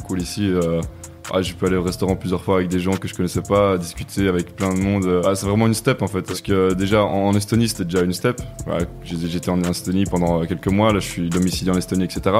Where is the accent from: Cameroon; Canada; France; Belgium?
Belgium; Namur, Wallonia; je viens de Belgique, Namur précisément